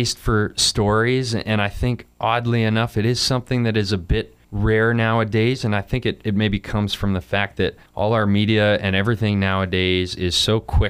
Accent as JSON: {"language": "English", "region": "Alberta", "country": "Canada", "said": "where I'm from Alberta, which is just north of Montana."}